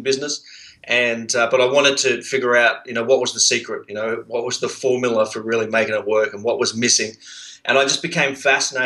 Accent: Sydney, New South Wales, Australia; accent: Australian; also born or lived in Brisbane; I actually grew up on a boat in Sydney Harbour.

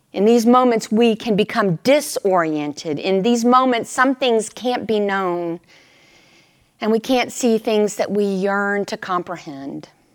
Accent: Texas, United States; moved away; they knew I was from Texas

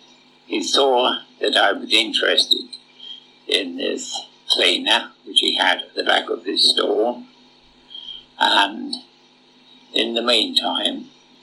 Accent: St Albans, East of England, United Kingdom; I come from a town just outside London called St. Albans.

